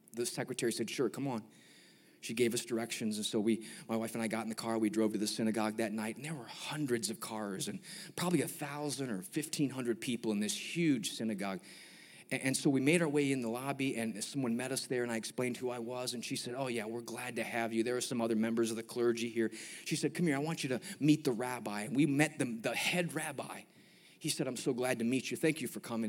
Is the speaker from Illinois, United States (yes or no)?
yes; Chicago, Illinois, United States; I'm from Chicago